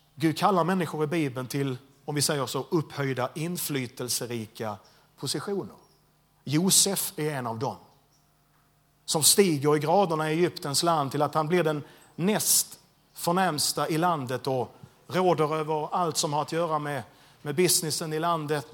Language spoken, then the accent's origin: Swedish; Landskrona, Skåne, Sweden; jag är född och uppvuxen i Landskrona